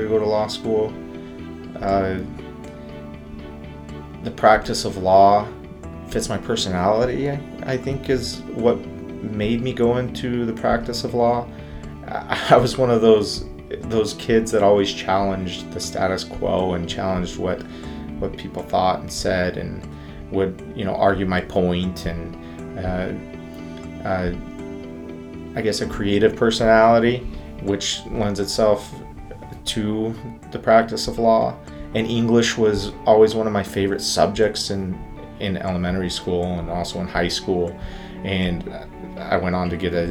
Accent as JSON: {"language": "English", "region": "Northern California", "country": "United States", "tie": "born or raised there", "also_born_or_lived": "Utah / Ontario, Canada", "moved": "yes", "said": "I was born and raised in California, in a small town in Northern California in the Redwood Forest"}